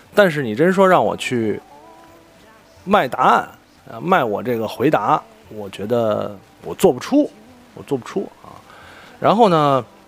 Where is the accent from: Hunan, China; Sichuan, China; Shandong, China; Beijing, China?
Beijing, China; 因为我身为一个北京人，身边真的有太多北京朋友了